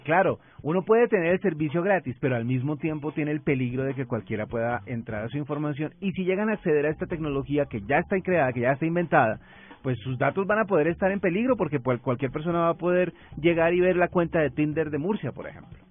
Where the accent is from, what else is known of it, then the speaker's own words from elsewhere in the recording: Colombia; como buenos colombianos